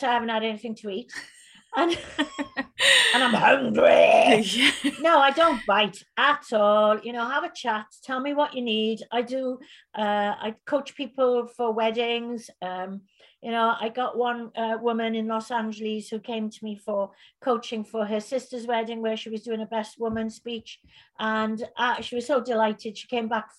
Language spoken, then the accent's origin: English; Fishguard, Wales, United Kingdom; also born or lived in Belgium; I grew up in Fishguard